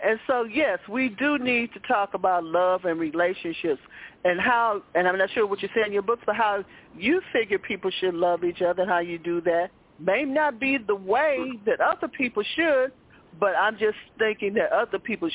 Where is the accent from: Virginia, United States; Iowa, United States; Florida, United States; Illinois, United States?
Illinois, United States; Chicago; I grew up in Chicago housing of projects